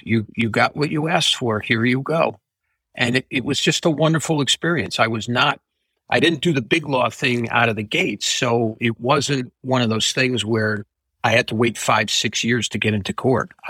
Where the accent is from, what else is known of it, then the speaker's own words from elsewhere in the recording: Connecticut, United States; also born or lived in Stamford, Connecticut / Farmington, Connecticut; I was born in Stamford, Connecticut, which is outside of New York City. Lived there for about 10 years and then moved with my family. Because I was only 10, I had to go with them to central Connecticut